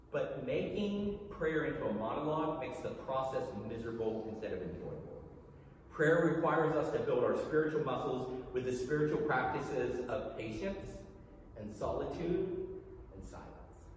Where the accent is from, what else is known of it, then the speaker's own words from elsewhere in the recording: United States; As an American